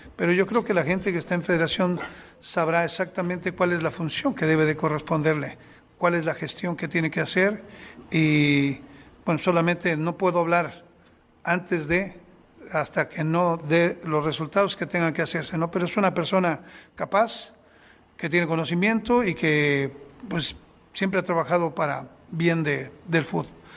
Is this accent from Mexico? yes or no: yes; Mexico; como mexicano